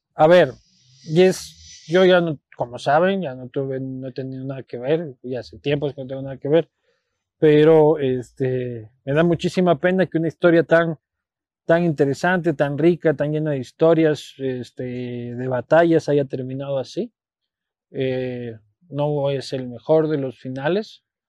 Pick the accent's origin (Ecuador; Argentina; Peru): Ecuador; Quito, Pichincha; also born or lived in Spain; yo soy nacido en Quito, criado en Quito, vivo en Quito, amo Quito